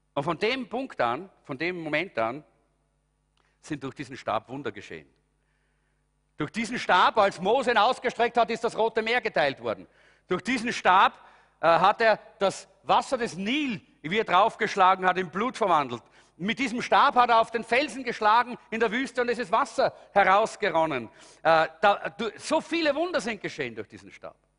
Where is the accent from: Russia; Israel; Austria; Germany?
Austria; bei uns in Europa oder in Österreich